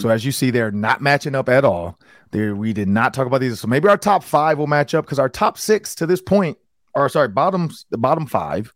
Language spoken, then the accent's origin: English; Detroit, Michigan, United States; moved away; From my hometown Detroit